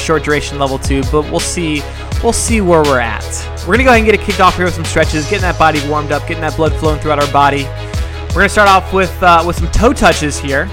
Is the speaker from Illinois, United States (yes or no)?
yes; Chicago, Illinois, United States; I'm from Chicago